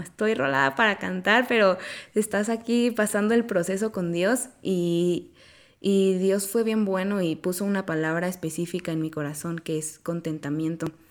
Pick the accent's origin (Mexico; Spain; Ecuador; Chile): Mexico; Oaxaca; moved away as an adult; now in Querétaro, Mexico; vivo en Querétaro desde hace cuatro años, pero yo soy de Oaxaca